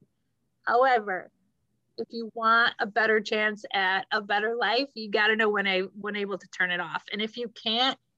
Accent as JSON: {"language": "English", "region": "Midwest", "country": "United States", "said": "we're both from the Midwest"}